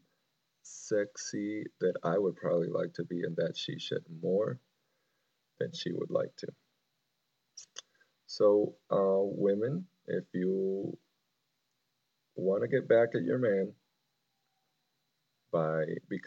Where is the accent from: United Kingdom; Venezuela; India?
Venezuela; moved away; I grew up in Venezuela